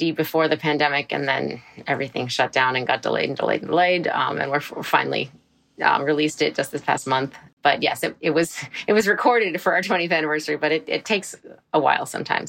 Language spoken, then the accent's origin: English; Boston, Massachusetts, United States; someone we grew up with in Boston.